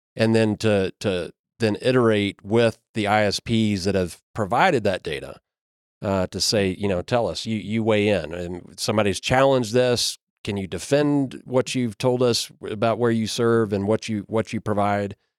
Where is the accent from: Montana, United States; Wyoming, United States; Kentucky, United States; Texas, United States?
Kentucky, United States; I'm from Kentucky